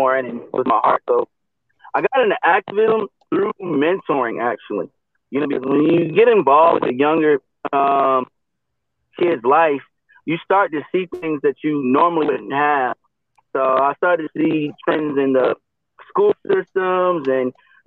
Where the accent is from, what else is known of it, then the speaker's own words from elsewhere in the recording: Somerville, Massachusetts, United States; I grew up in Somerville. That's home for me. It'll always be home.